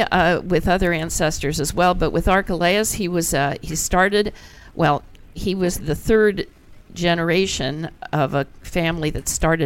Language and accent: English; Beach Haven, New Jersey, United States; I grew up a lot of my early years in Beach Haven, New Jersey.